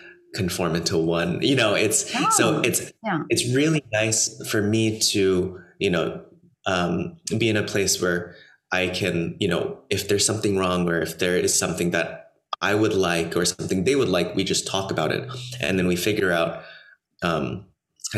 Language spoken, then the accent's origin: English; Los Angeles, California, United States; also born or lived in New York / Miami / Germany / Austria; now in Paris, France; I grew up in Los Angeles, right outside of Los Angeles